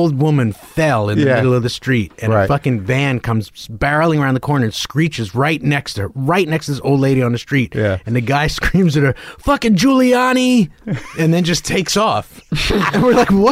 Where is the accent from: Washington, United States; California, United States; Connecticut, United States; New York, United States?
New York, United States; I grew up in Greenwich Village. I grew up downtown